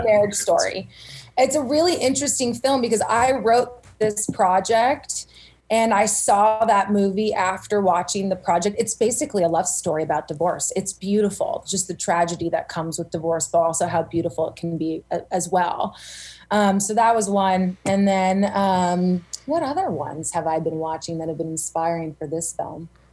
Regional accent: Simi Valley, California, United States; also born or lived in Santa Cruz, California; I was born and raised in Simi Valley, California

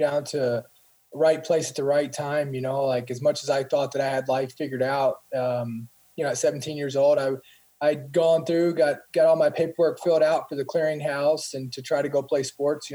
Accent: Columbia, Kentucky, United States; I grew up in a small town, Columbia, Kentucky, and it's South Central Kentucky

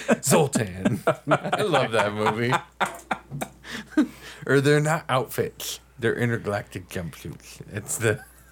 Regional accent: Minneapolis area, Minnesota, United States; I told him I was from the Minneapolis area

